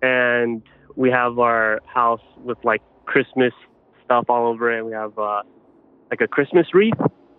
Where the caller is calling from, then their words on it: Los Angeles, California, United States; I'm calling from LA, California.